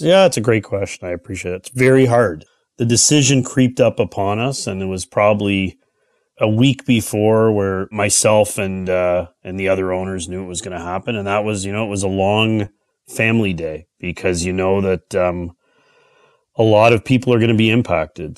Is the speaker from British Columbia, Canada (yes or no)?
no; Toronto, Ontario, Canada; I'm born and raised in the Toronto area.